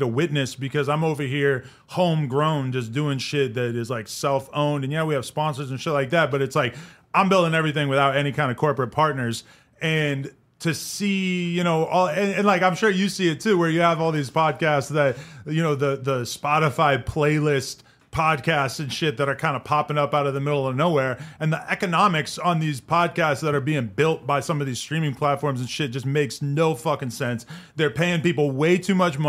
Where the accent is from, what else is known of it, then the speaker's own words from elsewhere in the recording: New Hampshire, United States; also born or lived in New York; now in Los Angeles, United States; I'm from New Hampshire